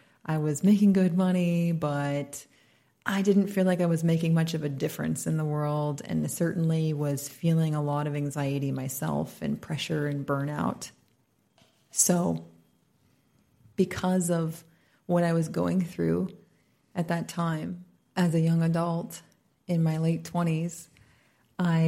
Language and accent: English; United States; moved away as an adult; now in Bali, Indonesia; I'm an American, but I've been here for about almost 7 years